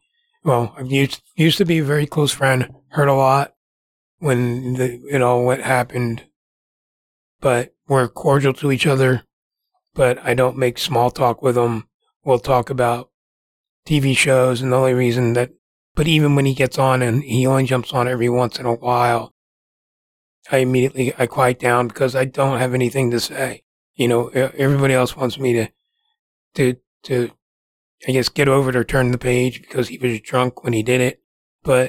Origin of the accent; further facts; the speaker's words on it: New Jersey, United States; moved away as an adult; I relocated here from New Jersey